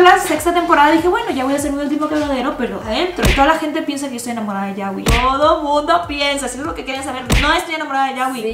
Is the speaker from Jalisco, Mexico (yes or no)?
no; Tamaulipas, Mexico; moved away; also born or lived in Mexico City / Monterrey; yo soy de un pueblito de Tamaulipas